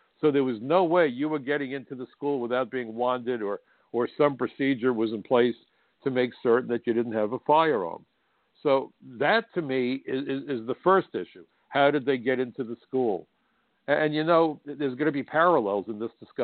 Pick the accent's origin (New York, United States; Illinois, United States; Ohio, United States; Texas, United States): New York, United States; New York City; my hometown was attacked